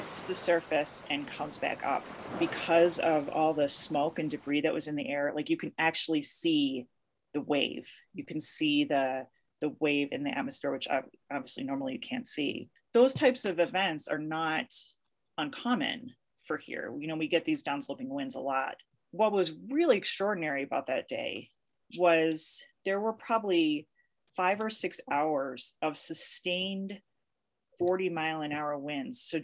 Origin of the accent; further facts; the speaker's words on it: Chicago, Illinois, United States; now in Colorado, United States; I am originally from Chicago, but I've lived in Colorado and for a bit more than 20 years